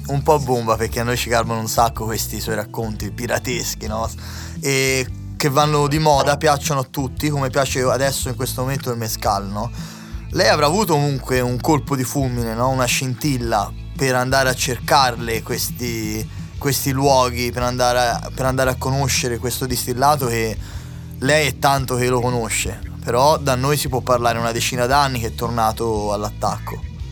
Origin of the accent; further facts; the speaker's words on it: Tuscany, Italy; Noi siamo toscani